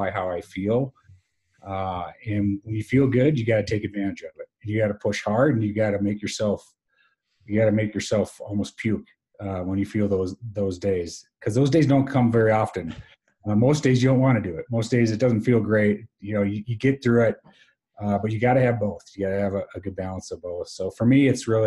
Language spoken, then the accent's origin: English; Wisconsin, United States; Wisconsin and an amazing college, you're right, my hometown